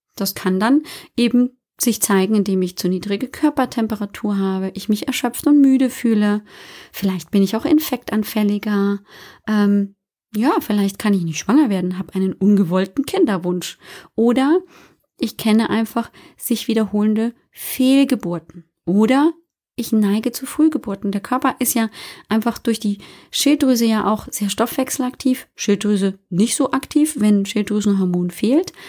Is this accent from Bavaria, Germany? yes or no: yes; Bavaria, Germany; Ich komme ja aus Bayern, hört man manchmal aber nicht so deutlich